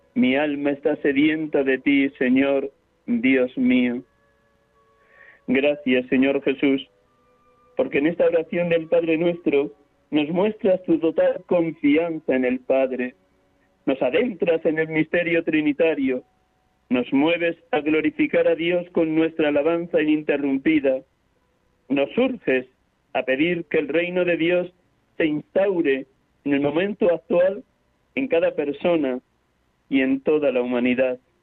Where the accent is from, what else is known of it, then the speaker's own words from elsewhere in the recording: Riaza, Castile and León, Spain; now in Madrid, Spain; Hoy les hablo desde Riaza, Segovia, mi pueblo natal